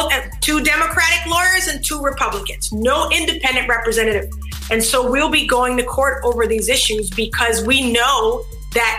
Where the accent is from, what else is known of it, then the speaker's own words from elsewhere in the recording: South Carolina, United States; South Carolina, my home state